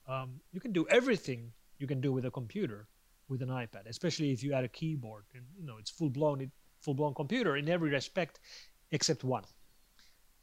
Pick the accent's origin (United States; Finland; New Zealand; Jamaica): Finland; my home country of Finland